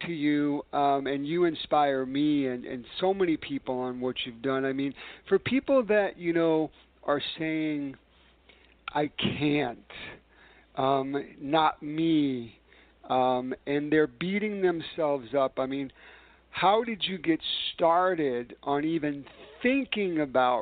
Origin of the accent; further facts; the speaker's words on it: New York City, New York, United States; New York City, my hometown